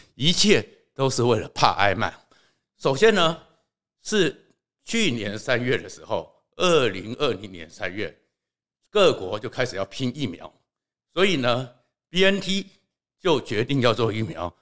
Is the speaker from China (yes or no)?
no; Taiwan; 我们台湾人真的很骄傲